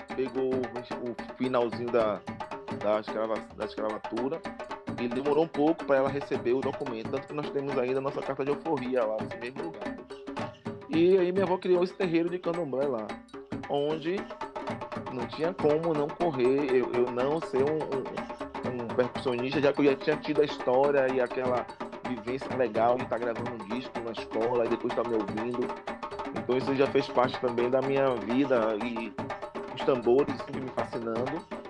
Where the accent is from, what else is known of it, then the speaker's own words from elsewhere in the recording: Salvador, Bahia, Brazil; moved away; no bairro da Liberdade, um bairro muito forte, e onde eu cresci, onde eu nasci